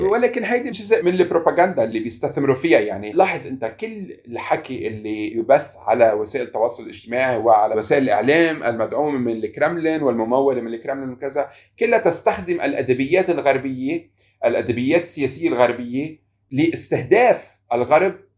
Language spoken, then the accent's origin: Arabic; Lebanon; انا مواطن لبناني